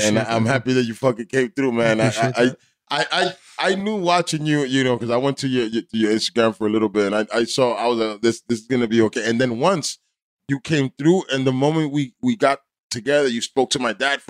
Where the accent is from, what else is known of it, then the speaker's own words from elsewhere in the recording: Weehawken, New Jersey, United States; also born or lived in Union City; This is Weehawken, where I'm from.